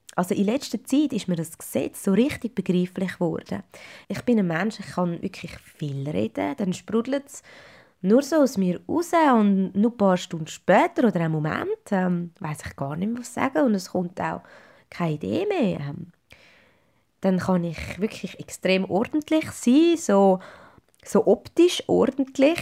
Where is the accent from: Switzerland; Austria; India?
Switzerland; Zurich; moved away as an adult; now in Schaffhausen, Switzerland; dass ich Ende 2016 sogar meinen Heimatkanton, mein geliebtes Zürich, hinter mir gelassen habe